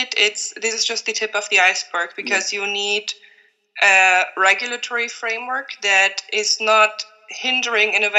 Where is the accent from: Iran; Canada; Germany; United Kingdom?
Germany; moved away as an adult; now in Slovenia; I'm originally from Germany, and I've been working and living in Slovenia for the past 5 years